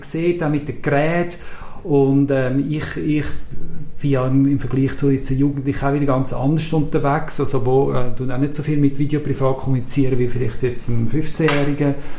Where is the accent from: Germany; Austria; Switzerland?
Switzerland; Zurich